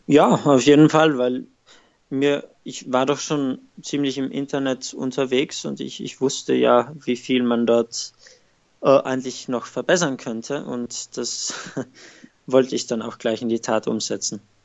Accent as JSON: {"language": "German", "area": "South Tyrol", "region": "Trentino-Alto Adige", "country": "Italy", "moved": "as an adult", "lives_now": "Rotterdam, Netherlands", "said": "ich komme aus Südtirol"}